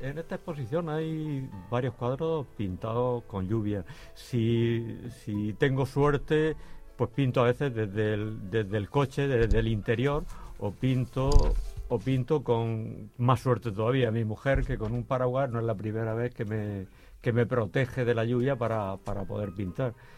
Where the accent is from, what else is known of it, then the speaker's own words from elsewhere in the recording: Las Torres de Cotillas, Region of Murcia, Spain; allí en mi pueblo, en las Torres de Cotillas